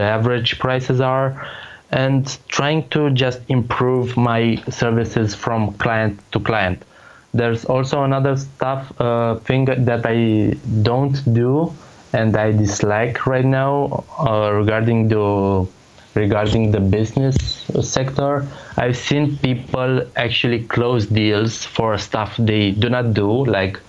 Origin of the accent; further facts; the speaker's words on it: Romania; English is a second language; I'm nobody from Romania